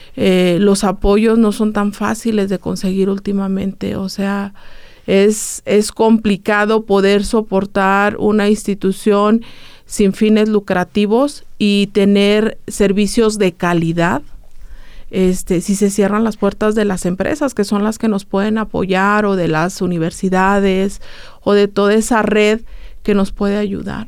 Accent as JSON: {"language": "Spanish", "region": "San Luis Potosí", "country": "Mexico", "moved": "as an adult", "lives_now": "Aguascalientes, Mexico", "said": "nosotros somos de, de San Luis Potosí, entonces nos mudamos a vivir aquí a Aguascalientes por los servicios de terapia"}